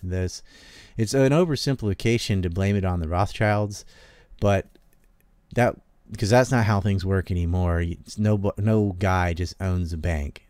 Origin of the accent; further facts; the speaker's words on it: the South, United States; now in Japan; I just happen to have been born in the South